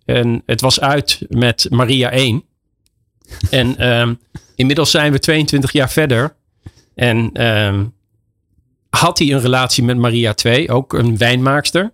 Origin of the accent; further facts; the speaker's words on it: Netherlands; moved away as an adult; now in Spain; wij als Nederlander om bekend staan, is de, de Nederlandse mentaliteit